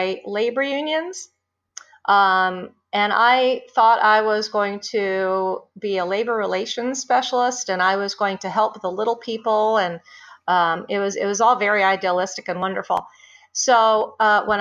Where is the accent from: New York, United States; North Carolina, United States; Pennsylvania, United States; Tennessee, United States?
Pennsylvania, United States; Scranton; moved away as an adult; now in suburban Philadelphia, United States; I grew up outside of Scranton, went to high school there